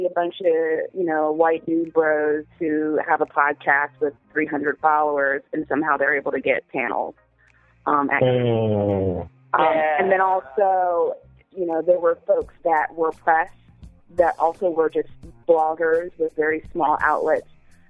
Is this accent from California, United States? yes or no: yes; San Diego, California, United States; I'm from San Diego.